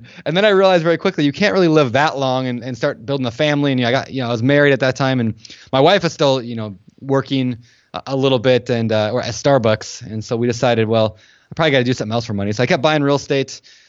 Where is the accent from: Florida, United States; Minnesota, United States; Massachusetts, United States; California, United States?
Minnesota, United States; moved away as an adult; also born or lived in Colorado; So I was born in Minnesota, grew up there, left as quickly as I could in college. I couldn't handle the snow or the mosquitoes, so I moved out to the West Coast.